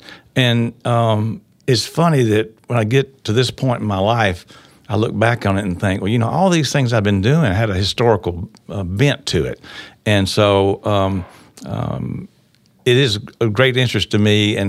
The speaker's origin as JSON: {"language": "English", "town": "Dyersburg", "region": "Tennessee", "country": "United States", "tie": "born or raised there", "also_born_or_lived": "Paducah, Kentucky", "said": "Actually, I was born in Paducah, Kentucky. And so my family moved to Dyersburg."}